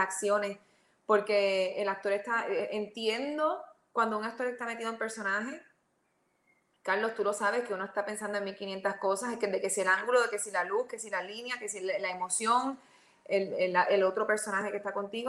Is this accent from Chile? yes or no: no; Mayagüez, Puerto Rico; yo empecé en Mayagüez, yo soy de Mayagüez